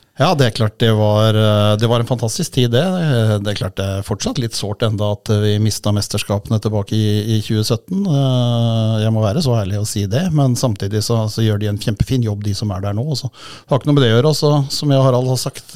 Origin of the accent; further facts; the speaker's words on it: Holmestrand, Vestfold, Norway; now in Hamar, Norway; jeg er jo opprinnelig fra Holmestrand, og i Vestfold så hadde vi jo svensk TV, så jeg er jo født og oppvokst med TV-pucken.